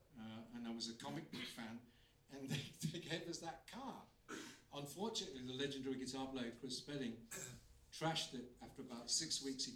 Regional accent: Bridlington, Yorkshire and the Humber, United Kingdom; I'm from Bridlington in Yorkshire, and seaside town.

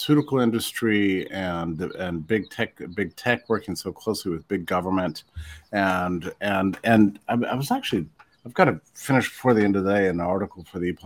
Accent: West Texas, United States; I was raised in Texas and West Texas.

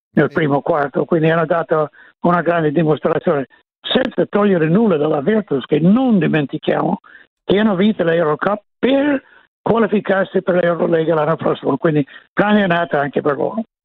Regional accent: Evanston, Illinois, United States; Italian is a second language; moved away; sono da Evanston, appena nord di Chicago.

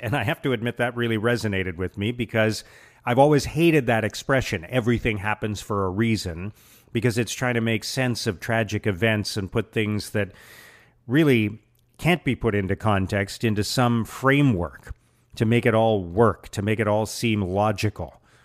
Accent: Canada; now in Ottawa, Canada; I'm Canadian too

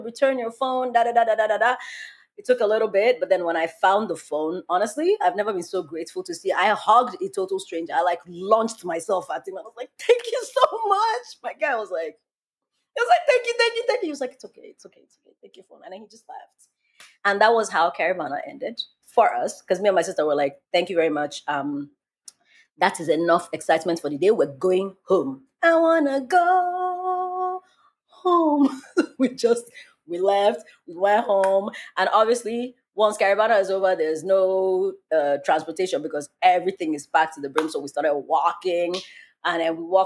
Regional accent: Nigeria; I am black and I'm Nigerian

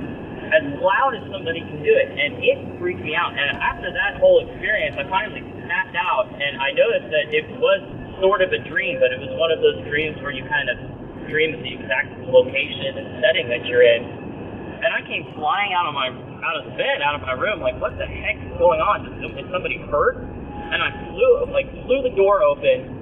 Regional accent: Tulsa, Oklahoma, United States; moved away as an adult; also born or lived in Fulton, Missouri; I am from Tulsa, Oklahoma

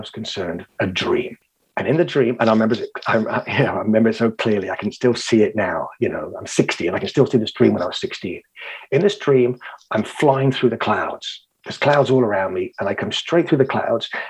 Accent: England, United Kingdom; also born or lived in Cotswolds / Israel / United States; I'm an Englishman

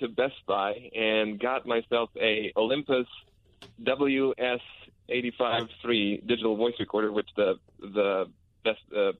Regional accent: Montenegro; moved away as an adult; now in Sacramento, United States; I am originally from Montenegro. That's ex-Yugoslavia.

